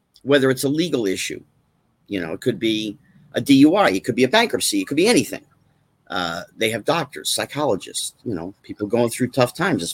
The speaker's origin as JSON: {"language": "English", "region": "New Jersey", "country": "United States", "tie": "born or raised there", "also_born_or_lived": "California", "moved": "as an adult", "said": "I grew up in New Jersey, so I was one of the New York kids, and I didn't go to California until after high school"}